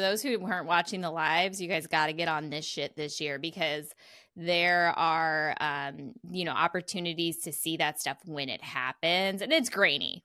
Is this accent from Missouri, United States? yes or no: yes; Missouri, United States; sometimes I'm from Missouri and sometimes I'm from Missouri